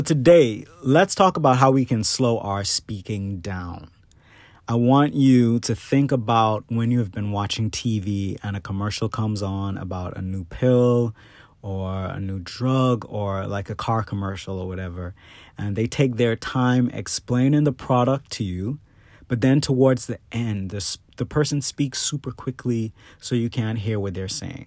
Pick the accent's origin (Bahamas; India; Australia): Bahamas; now in United States; the Bahamas, which is my home country